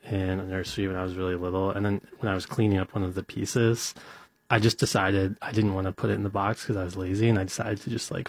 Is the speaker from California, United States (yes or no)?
no; Cleveland, Ohio, United States; born or raised there